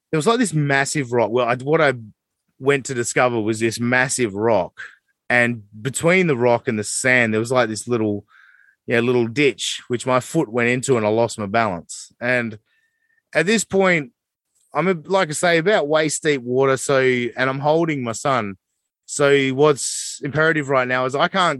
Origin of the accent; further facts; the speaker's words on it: Australia; I am the Aussie guy